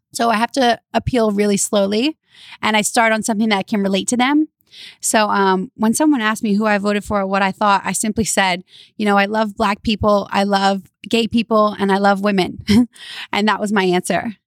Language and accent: English; Louisiana, United States; now in California, United States; I'm from Louisiana